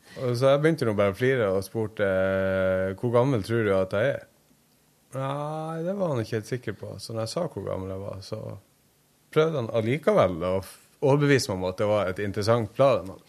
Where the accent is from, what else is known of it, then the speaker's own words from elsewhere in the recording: Senja, Troms, Norway; Øyfjord. heter hele fjorden, men Ørnfjord heter den innerste delen, der jeg kommer fra